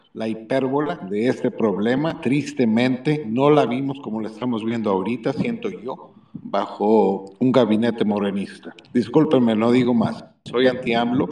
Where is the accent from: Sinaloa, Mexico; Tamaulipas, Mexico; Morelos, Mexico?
Tamaulipas, Mexico; Yo soy tamaulipeco